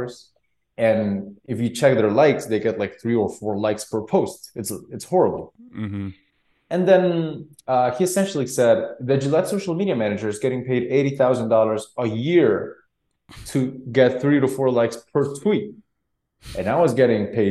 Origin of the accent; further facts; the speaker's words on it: Guatemala; born and raised in Guatemala